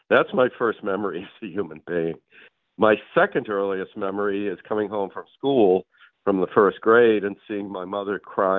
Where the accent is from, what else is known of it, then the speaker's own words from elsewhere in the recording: Massachusetts, United States; I grew up in a Kennedy worshiping family. I grew up in Massachusetts. My mother is of Irish Catholic descent.